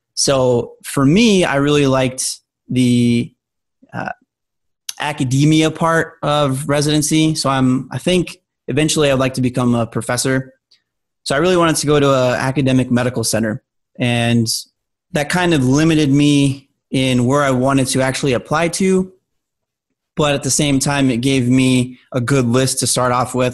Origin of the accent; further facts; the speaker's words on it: Albuquerque, New Mexico, United States; moved away; I'm originally from Albuquerque, New Mexico